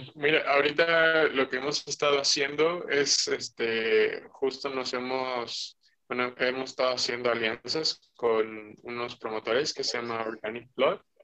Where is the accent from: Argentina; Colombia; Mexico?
Mexico; igual mexicano